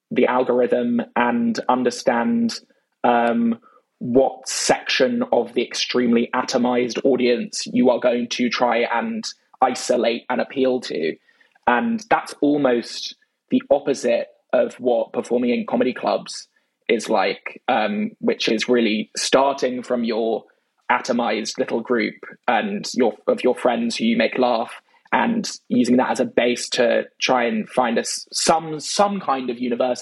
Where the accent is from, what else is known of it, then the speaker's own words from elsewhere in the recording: London, United Kingdom; accent: British; I grew up in London